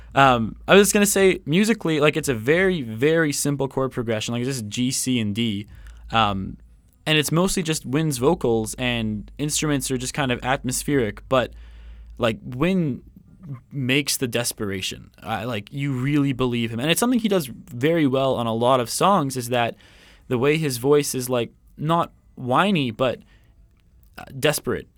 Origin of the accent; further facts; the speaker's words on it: Coquitlam, British Columbia, Canada; I'm from Vancouver, um, Coquitlam actually